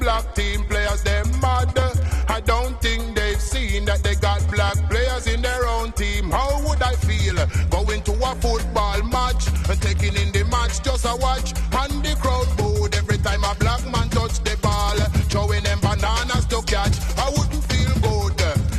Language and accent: English; England, United Kingdom; Growing up in England as a little youngster, then me ambition was to be a footballer.